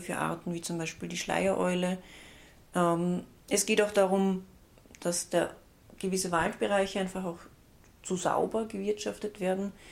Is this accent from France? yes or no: no; Austria; bei uns in Österreich